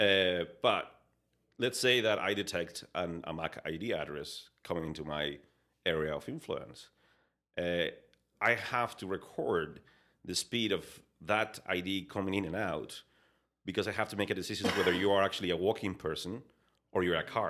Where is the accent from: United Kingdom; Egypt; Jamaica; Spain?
Spain; English is a second language; moved away as an adult; now in Canada; I was, uh, born and raised in, in, in Spain